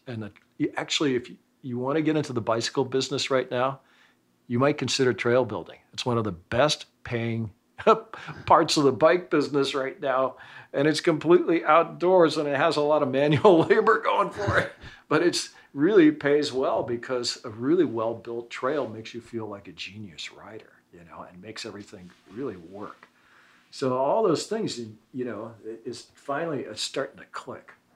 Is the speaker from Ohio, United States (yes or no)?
no; San Francisco, California, United States; born or raised there; also born or lived in Oakland, California / Beverly Hills, California